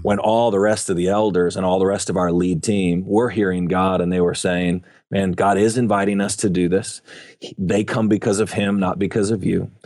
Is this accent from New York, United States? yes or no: yes; Buffalo, New York, United States; also born or lived in Dallas-Fort Worth area, Texas; now in Dallas-Fort Worth, United States; I grew up in Buffalo, New York